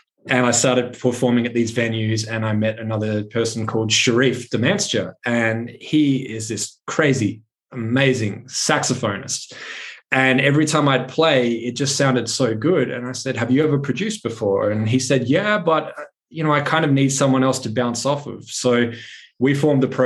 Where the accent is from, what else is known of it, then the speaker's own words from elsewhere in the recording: Adelaide, South Australia, Australia; moved away as an adult; also born or lived in Brisbane; I started playing local venues in my hometown in Adelaide, South Australia